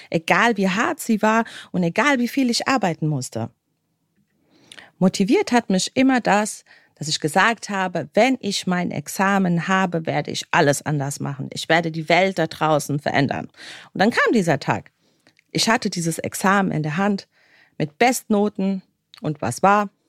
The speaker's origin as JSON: {"language": "German", "country": "Bosnia & Herzegovina", "said": "ich komme aus dem ehemaligen Jugoslawien oder besser gesagt aus Bosnien und Herzegowina."}